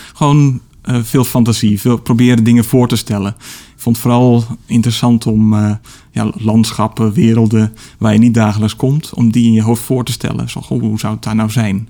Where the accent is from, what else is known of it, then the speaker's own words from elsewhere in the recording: Middelburg, Zeeland, Netherlands; bij de Sterrenwacht in, in Middelburg, waar ik opgroeide